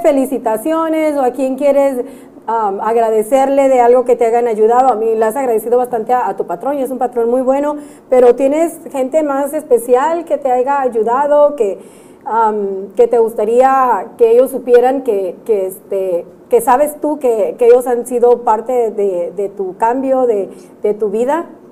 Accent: Mexico; now in United States

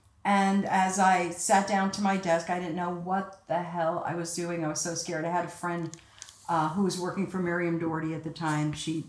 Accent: New York City, New York, United States; accent: Bronx; also born or lived in Cairo, Egypt / Paris, France; So I grew up in the Bronx.

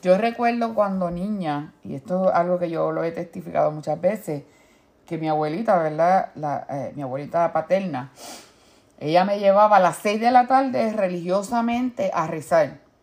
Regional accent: Puerto Rico; en mi pueblo allá en Puerto Rico

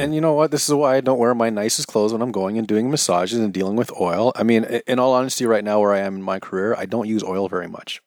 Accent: Toronto, Ontario, Canada; also born or lived in Kansas / Scarborough; Technically, I'm from North York

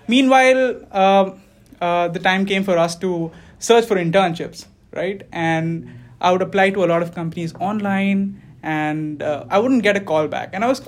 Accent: India; moved away; I came here fall 2018. And yeah, practically I grew up in India. I moved around within the country.

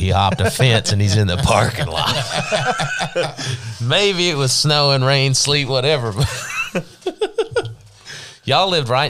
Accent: Canada; moved away; we're from Canada.

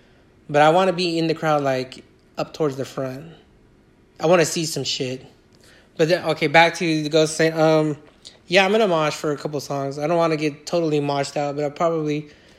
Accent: Iowa, United States; Like I said, I grew up around Iowa and ….

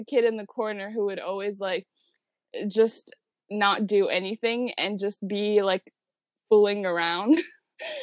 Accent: New York City, New York, United States; I was born and raised in Queens, New York

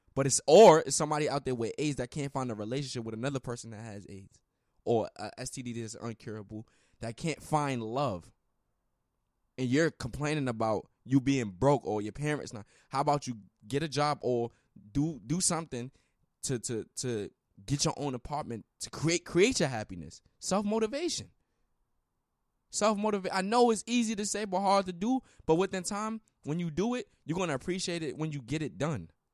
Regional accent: United States; I'm American.

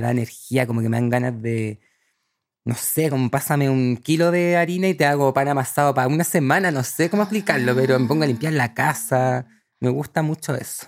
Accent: El Cerrillo, O'Higgins, Chile; moved away as an adult; also born or lived in Barcelona, Spain / Santiago; crecí en la sexta región, un pueblito que se llama El Cerrillo, cerca de Rengo

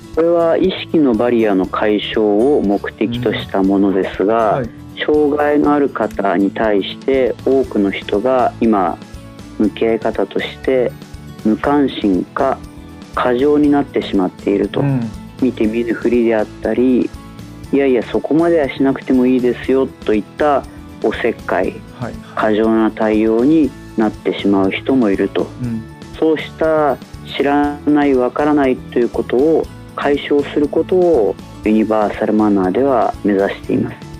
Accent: Nakatsugawa, Gifu, Japan; also born or lived in Anjō, Aichi; 私はもともと愛知県の安城で生まれ岐阜県の中津川で過ごしましたが

